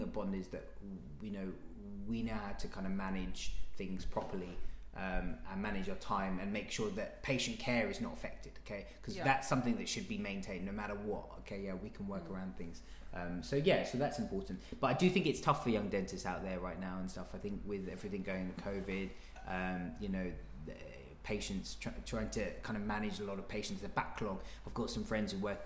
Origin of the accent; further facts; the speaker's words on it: London, United Kingdom; I'm a Londoner